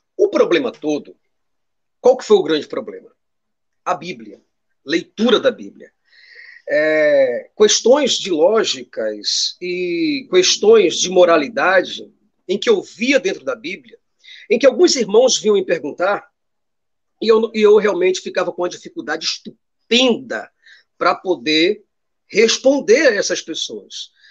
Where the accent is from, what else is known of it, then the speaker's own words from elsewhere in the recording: Recife, Pernambuco, Brazil; Eu sou daqui do Recife, Pernambuco